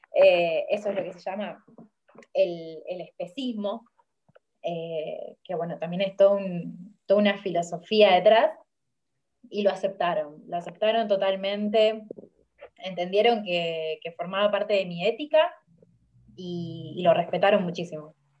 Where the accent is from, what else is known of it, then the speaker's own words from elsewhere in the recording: Rosario, Santa Fe, Argentina; soy de Rosario, en Argentina